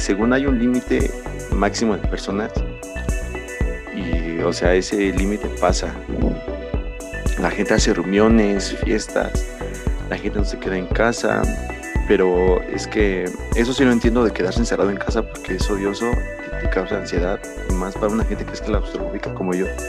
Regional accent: Mexico; nosotros los jóvenes que somos los que, entre comillas, somos el futuro de México

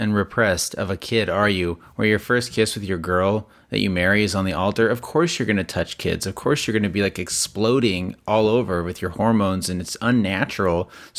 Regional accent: Las Vegas, Nevada, United States; You and I grew up in Las Vegas, where there's a huge Mormon LDS population, huge.

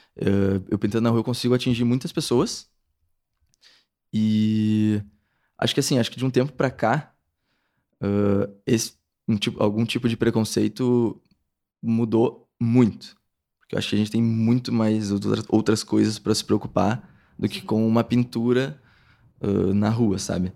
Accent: Pelotas, Rio Grande do Sul, Brazil; moved away as an adult; now in São Paulo, Brazil; eu sou de Pelotas, Rio Grande do Sul

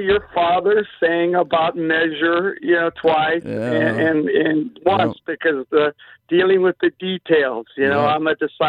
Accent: Los Angeles, California, United States; born or raised there; moved away as an adult; also born or lived in Orange County / Arizona / Kansas City

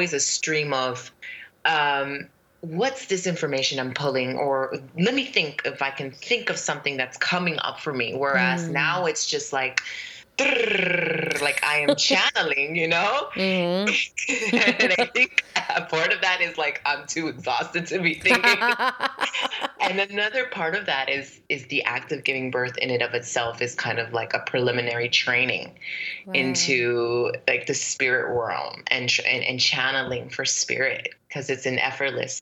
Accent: Brooklyn, New York, United States; moved away as an adult; also born or lived in Fortuna, California / Egypt; now in New Orleans, United States; I grew up, I was raised in Brooklyn, New York, because we moved there.

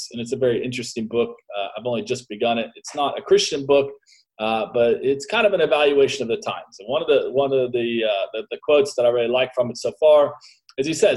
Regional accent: United States; as an American

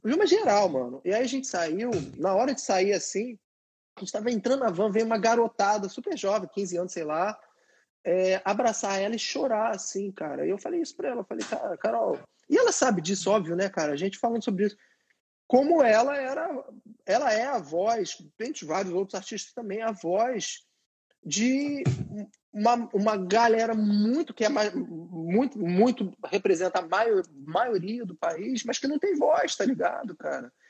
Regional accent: Rio de Janeiro, Brazil; moved away as an adult; now in New York, United States; nasci, nasci, cresci, não nasci não, mas cresci nesse âmbito que ali na Equitativa

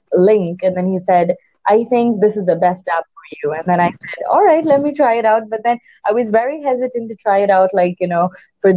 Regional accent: India; me being an Indian

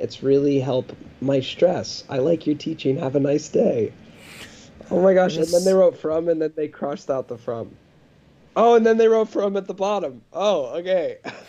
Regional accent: Ohio, United States; But that's not the one who reminded me from I'm from Ohio.

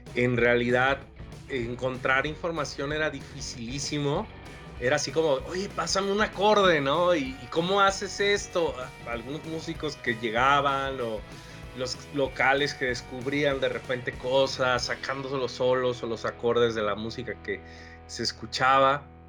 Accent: Villahermosa, Tabasco, Mexico; Villahermosa, Tabasco, que es de donde yo soy

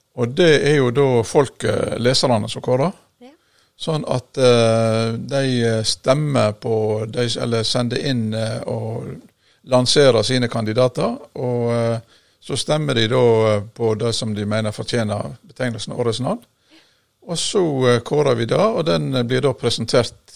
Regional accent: Masfjorden, Vestland, Norway; moved away; jeg kommer jo fra Masfjorden

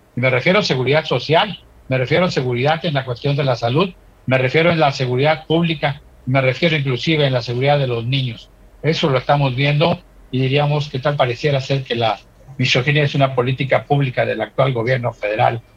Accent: Acapulco, Guerrero, Mexico; nuestro terruño, y en este caso Acapulco y en este caso Guerrero y obviamente a México.

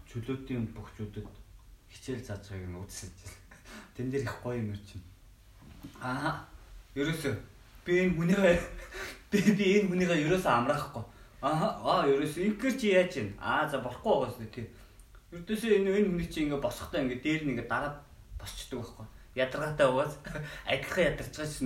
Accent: Mongolia; би Монгол хүн бэртэж байгаагүй

